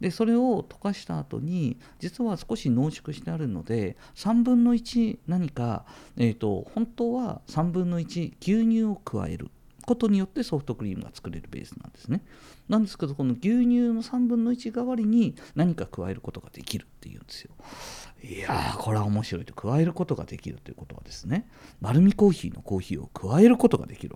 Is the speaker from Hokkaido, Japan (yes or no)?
yes; Hokkaido, Japan; なのであの北海道育ちでよかったなと思うんですけど